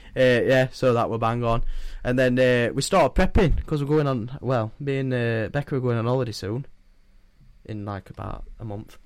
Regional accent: Yorkshire and the Humber, United Kingdom; I'm a Yorkshireman

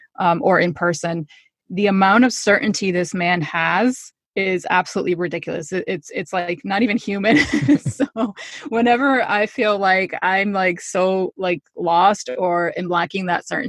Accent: Connecticut, United States; also born or lived in New York; I grew up in Connecticut, so I'm just kind of in the two areas

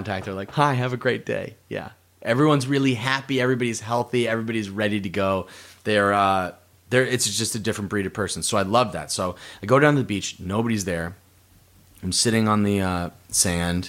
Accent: Massachusetts, United States; moved away; growing up in Massachusetts

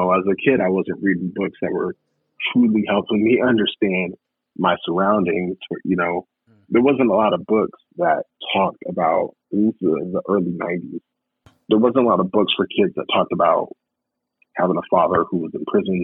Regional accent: Des Moines, Iowa, United States; I grew up in Des Moines, Iowa, grew up off of 16th and Hickman in Des Moines

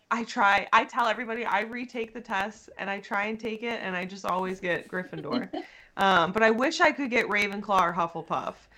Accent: United States; we're from America

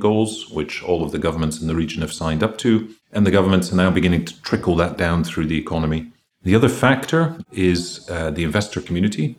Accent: Greece; I grew up in Greece, so my mother had three sons

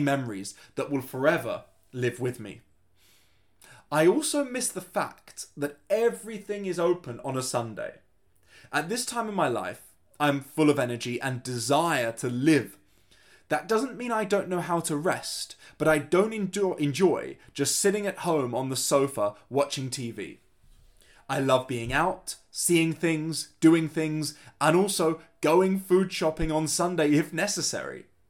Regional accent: London, United Kingdom; first language English; moved away as an adult; now in Germany; I was born and raised in London, England, and I spent my whole childhood there

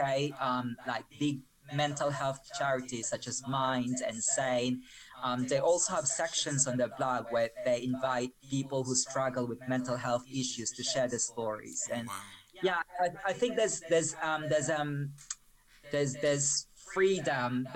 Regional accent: Malabon, Metro Manila, Philippines; English is a second language; moved away as an adult; now in United Kingdom; I spent my childhood in a slum in the Philippines. I grew up in Malabon.

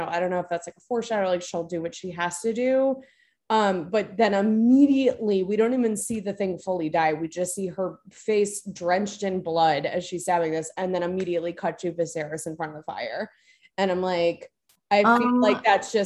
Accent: Florida, United States; I'm from Florida.

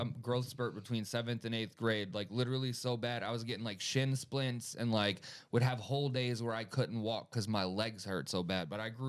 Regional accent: Florida, United States; I'm being from Florida.

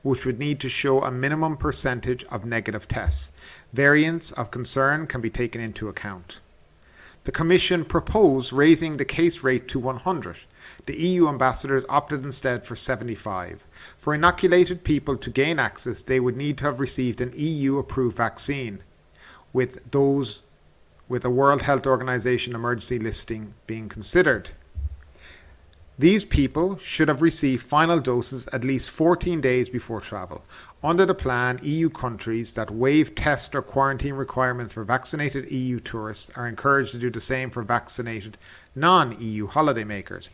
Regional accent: Ireland; moved away; my home country of Ireland

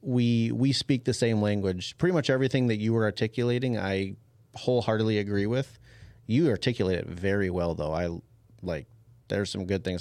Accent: Champlin, Minnesota, United States; I grew up in Champlin

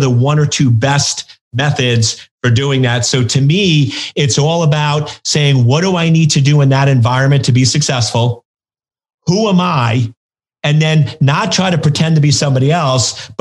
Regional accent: New York, United States; I grew up in New York

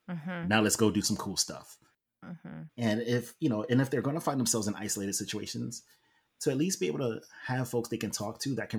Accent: New York, United States; we all worked in New York, and I'm from New York. So all my high school friends are there.

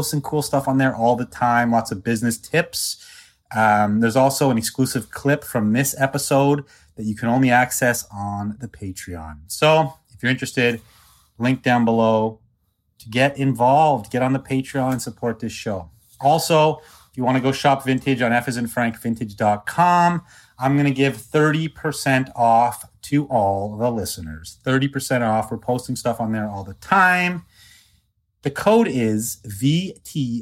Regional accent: Canada; I'm like small town Canadian guy

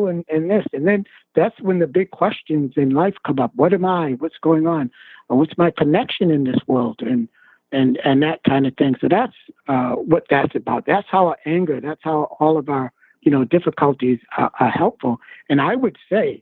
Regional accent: Boston, Massachusetts, United States; also born or lived in Korea; now in Providence, United States; I was born in Boston in Roxbury. I'm a Black American

